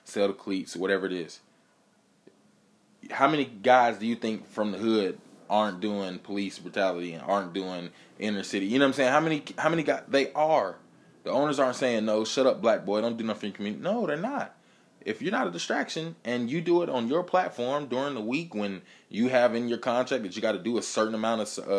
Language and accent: English; Atlanta, Georgia, United States; I grew up in Atlanta.